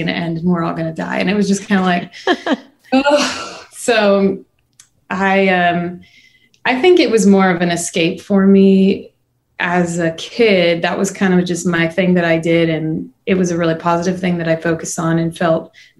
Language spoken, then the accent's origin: English; Chicago, Illinois, United States; moved away as an adult; now in Nashville, United States; I wasn't technically born in Chicago, but I was largely raised there. I lived there from when I was 4 till when I was 18. So that's kind of my hometown